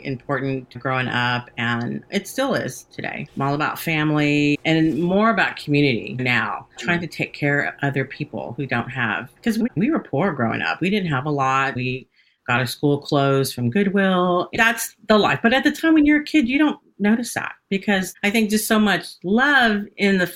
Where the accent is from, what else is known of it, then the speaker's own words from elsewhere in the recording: Hays County, Texas, United States; also born or lived in Austin, Texas; I grew up in Hays County and I spent about probably a combined 30 years in Hays County.